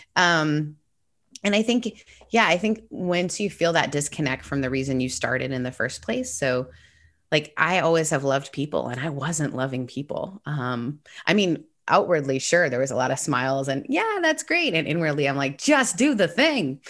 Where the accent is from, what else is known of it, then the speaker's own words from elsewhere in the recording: an hour and a half north of Toronto, Ontario, Canada; I grew up in Canada. Uh, my mom's British, my dad's Canadian, and I grew up an hour and a half north of Toronto